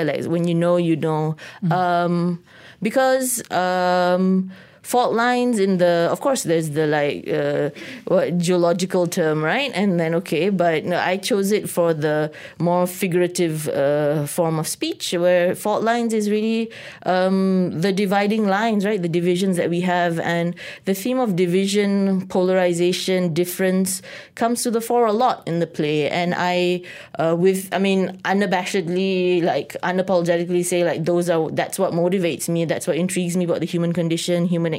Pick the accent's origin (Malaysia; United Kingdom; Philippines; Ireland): Malaysia; also born or lived in New York City, United States; now in Kuala Lumpur, Malaysia; being Malaysian